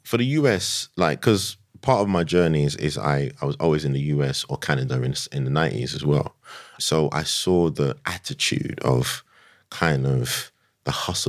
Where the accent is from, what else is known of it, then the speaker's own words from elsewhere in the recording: London, United Kingdom; I'm from Tottenham, innit?